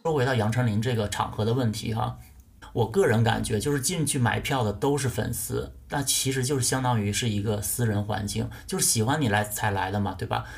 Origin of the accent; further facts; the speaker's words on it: Northeast China, China; 我作为一个东北人